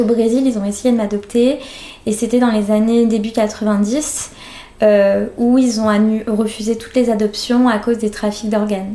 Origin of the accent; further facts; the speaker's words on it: France; also born or lived in northeast Brazil; j'étais élevée par des Français